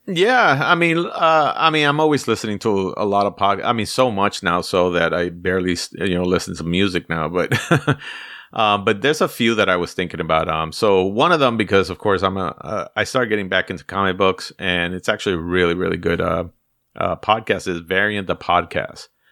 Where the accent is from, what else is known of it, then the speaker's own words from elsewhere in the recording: New York City, New York, United States; I grew up in the Bronx